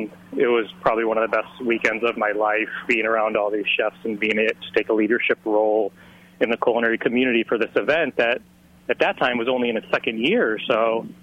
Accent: Chicago, Illinois, United States; moved away as an adult; also born or lived in Miami; I wound up going home to Chicago for a few months

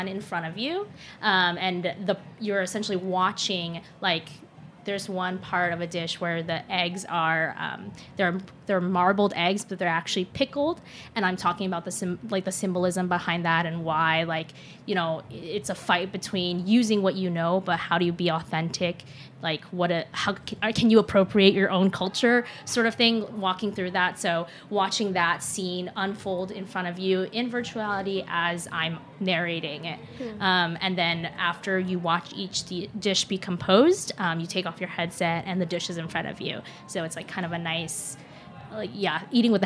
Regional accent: Seattle, Washington, United States; moved away as an adult; also born or lived in Shanghai, China; now in New York, United States; but I grew up in Seattle and went to college in Seattle

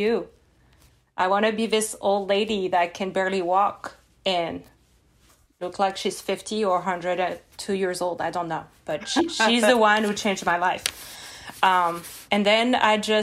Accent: Lyon, Auvergne-Rhône-Alpes, France; English is a second language; moved away as an adult; now in Pittsburgh, United States; I come from Lyon, in the suburb of Lyon

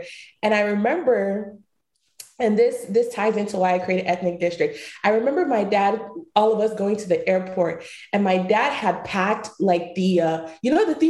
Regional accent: Kibi, Eastern Region, Ghana; But I'm originally from Chibi, Ghana. I was born in Chibi, Kibi, Ghana. And I lived there until I was about 6 years old.

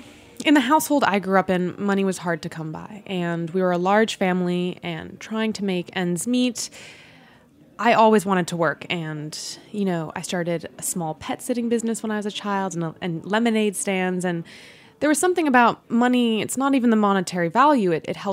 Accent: Washington, District of Columbia, United States; born there; also born or lived in Virginia / New Jersey; now in New York, United States; I was born in Washington, D.C., around Silver Spring, Maryland, and then we moved to Virginia, and then to New Jersey, and then later I moved to New York.

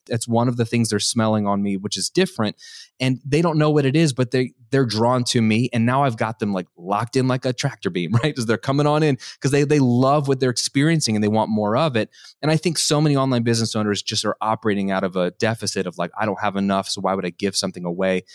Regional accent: United States; what I was conditioned as an American to have

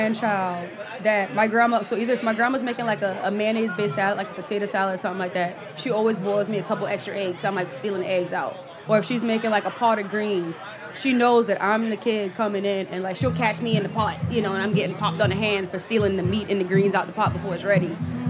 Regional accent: Charleston, South Carolina, United States; You know, I'm from Charleston again, so we eat a lot of rice.

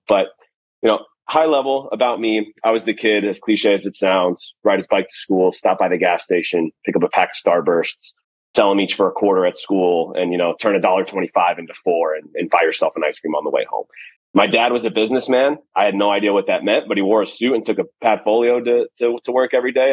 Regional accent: Florida, United States; moved away as an adult; now in Los Angeles, United States; where I grew up in Florida

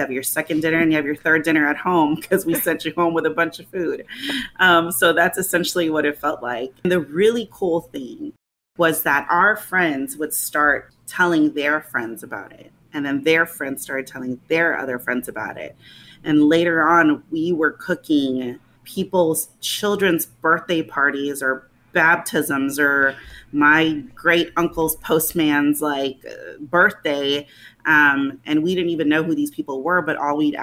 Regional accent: Los Angeles, California, United States; moved away as an adult; also born or lived in Australia; now in St. Louis, United States; I'm born and raised in Los Angeles, but I was in Australia for grad school

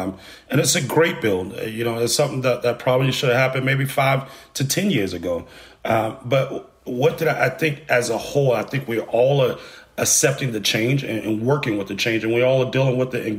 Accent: Atlanta, Georgia, United States; I'm originally born and raised in East Atlanta and went to school as a child in the East Atlanta area and the Atlanta public school system.

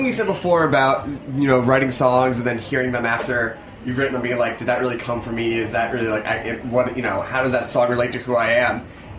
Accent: Philadelphia, Pennsylvania, United States; we're from Philadelphia, so this is a very Philly-centric trip.

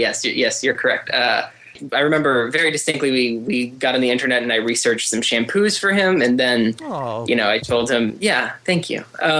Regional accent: Russellville, Kentucky, United States; We grew up in a very small town outside of Bowling Green, Kentucky. And what was the name of the town? It was called Russellville

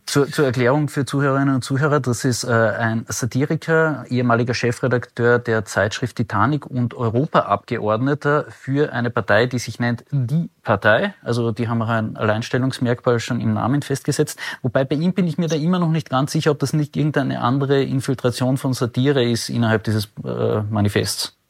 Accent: Carinthia, Austria; ich, ich komme ja aus Kärnten

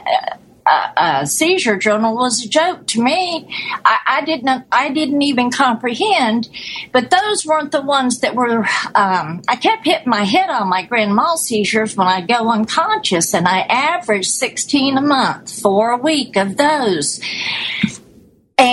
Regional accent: Florida, United States; also born or lived in Hawaii; I'm from Florida

